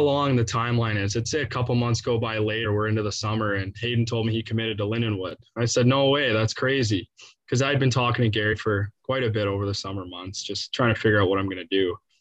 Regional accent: Canada; now in St. Louis, United States; being Canadian

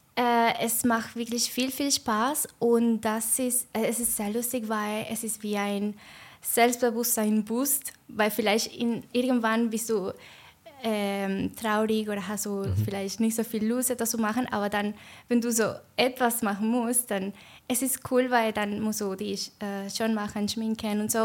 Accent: Venezuela; German is a second language; moved away as an adult; also born or lived in Argentina; now in Switzerland; also ich komme aus Venezuela, aber dann habe ich auch in Argentinien gewohnt vor ungefähr vier Jahren

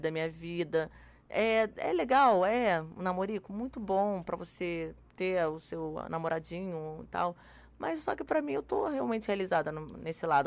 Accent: Rio de Janeiro, Brazil; Eu sou carioca

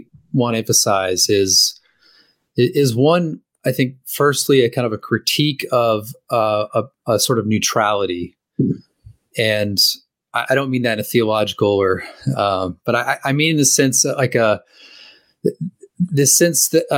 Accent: California, United States; I haven't really lived any place in whole life besides California

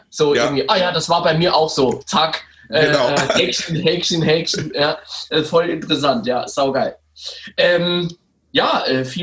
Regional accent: Rhineland-Palatinate, Germany; now in Mannheim, Germany; ich komme aus dem aus einem schönen Landkreis, was so bei Kaiserslautern Richtung Kusel die alte Welt da hinten ist, also Rheinland-Pfalz, so in der Nähe von der Airbase.

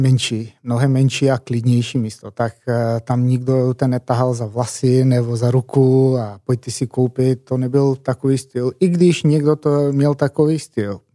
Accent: eastern Macedonia, North Macedonia; Czech is a second language; moved away as an adult; now in Prague, Czech Republic; já přicházím z takového malého městečka z východní Makedonie, ne z hlavního města, a do Čech jsem přijel, ty bláho, tak je to skoro 11 let

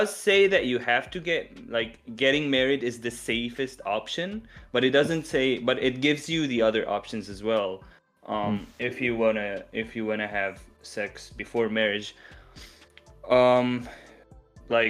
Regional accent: Syria; even in my country where I come from, I come from Syria

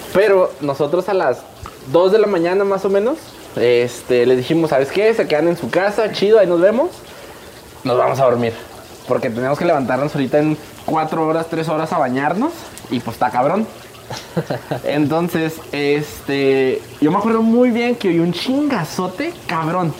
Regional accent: Ciudad Juárez, Chihuahua, Mexico; Nosotros somos de Juárez

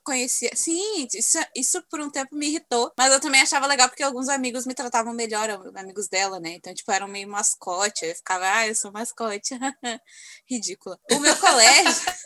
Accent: Alvorada, Rio Grande do Sul, Brazil; eu ainda moro no mesmo bairro onde me criei, né? Cresci. Olhando assim, continua a mesma tranquilidade. E morando assim em Alvorada

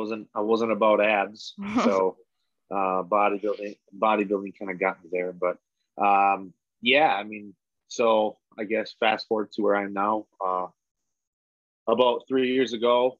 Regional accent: Wisconsin, United States; I'm from Wisconsin. I grew up in a small town of like 2,500.

